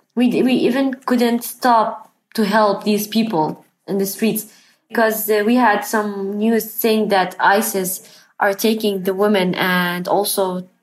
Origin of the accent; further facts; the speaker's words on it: Sinjar, Nineveh, Iraq; moved away as an adult; also born or lived in Khanasur village; now in Kurdistan, Iraq; I'm from Sinjar.